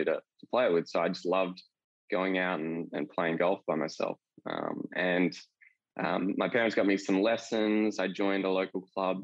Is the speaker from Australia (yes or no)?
yes; Perth, Western Australia, Australia; moved away as an adult; also born or lived in Melbourne; I grew up in Perth